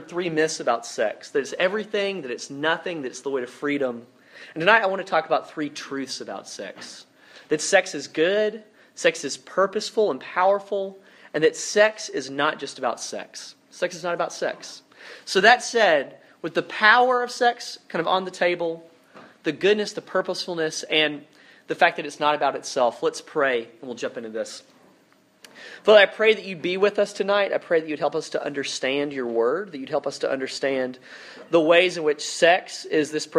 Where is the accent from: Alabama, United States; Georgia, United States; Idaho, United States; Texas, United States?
Alabama, United States; Dothan; I'm from a small town in South Alabama, a place called Dothan